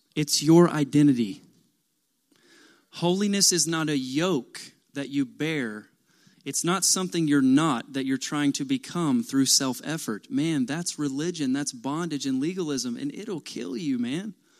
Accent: Kentucky, United States; I'm from Kentucky

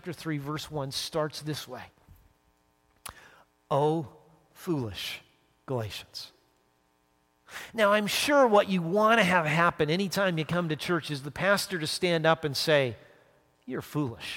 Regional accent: Calgary, Alberta, Canada; moved away; growing up in Calgary, hockey was a big thing

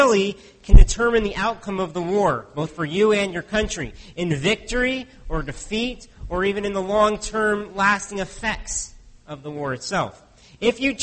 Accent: United States; now in Canada; I grew up in the States

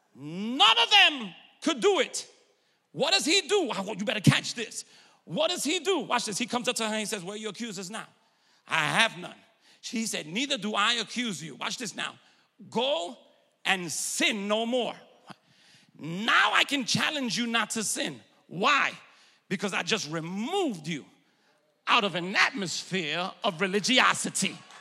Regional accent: New York, United States; moved away; I'm originally from New York

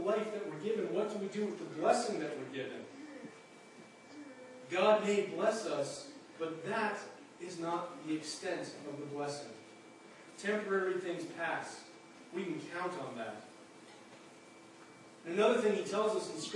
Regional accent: Alberta, Canada; moved away; I grew up in Alberta where it's dry as a bone

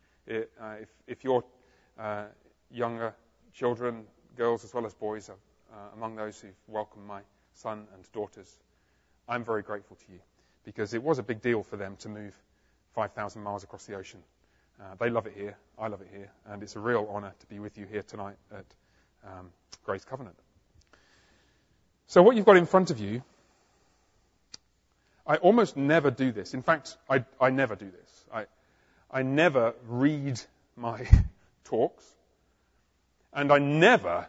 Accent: England, United Kingdom; moved away as an adult; also born or lived in London, England; now in Fort Worth, United States; I was born in England

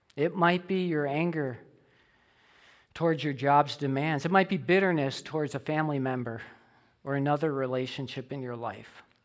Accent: Illinois, United States; I grew up in Illinois

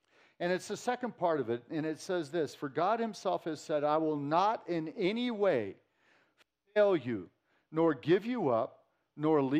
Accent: Santa Cruz, California, United States; moved away; I grew up in Santa Cruz, California

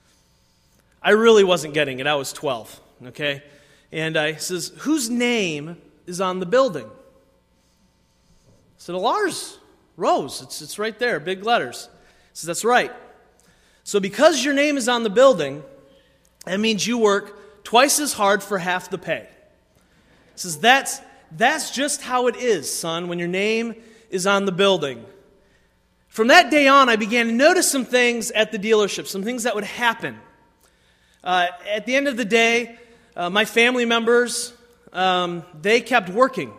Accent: Waterford, Michigan, United States; I grew up in Waterford, Michigan, not super far from here

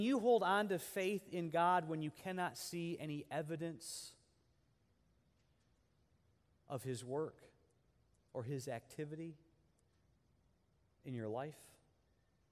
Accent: United States; us as American Christians

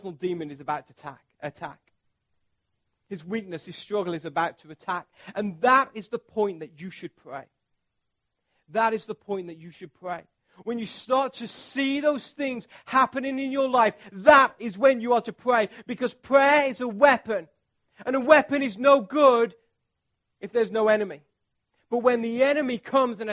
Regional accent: England, United Kingdom; I'm from England

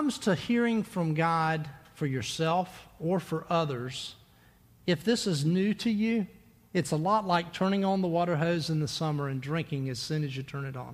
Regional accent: Myrtle Beach, South Carolina, United States; When I was a kid, growing up in Myrtle Beach

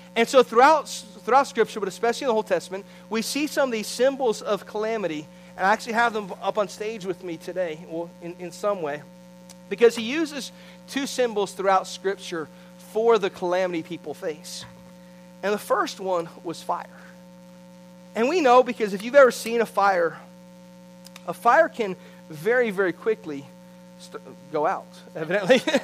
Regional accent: St. Petersburg-Clearwater area, Gulf Coast, Florida, United States; I grew up on the Gulf Coast in the St. Pete Clearwater area

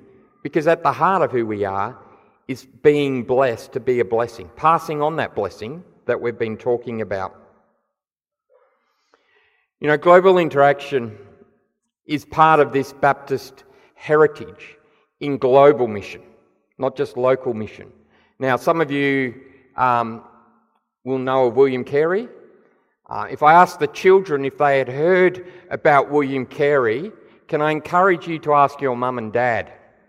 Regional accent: Papua New Guinea; also born or lived in Nigeria; But I've spent most of my life around mission, growing up in Papua New Guinea, where my parents were tent makers

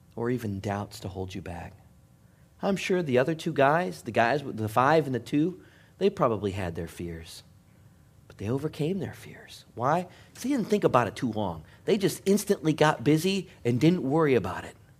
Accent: Michigan, United States; Growing up in Michigan, I was supposed to be a Pistons fan

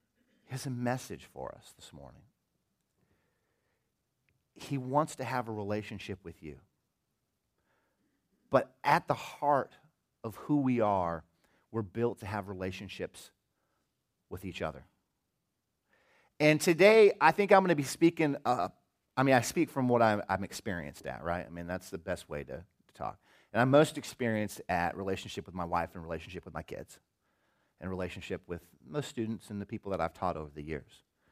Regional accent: Des Moines, Iowa, United States; I grew up in Des Moines, Iowa, I guess in the 70s and 80s, and it was a pretty good time, you know.

